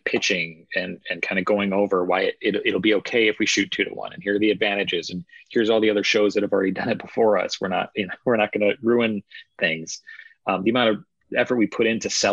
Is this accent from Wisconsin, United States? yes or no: yes; Wisconsin, United States; I grew up in Wisconsin